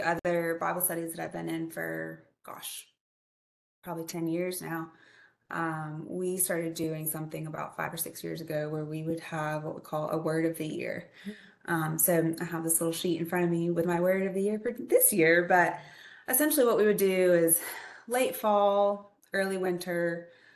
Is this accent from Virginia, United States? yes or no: no; Greenville-Spartanburg area, South Carolina, United States; I grew up in Greenville-Spartanburg area